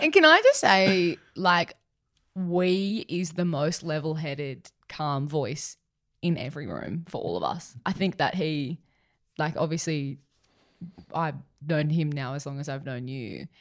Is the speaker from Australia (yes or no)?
yes; Sutherland Shire, New South Wales, Australia; growing up in the Sutherland Shire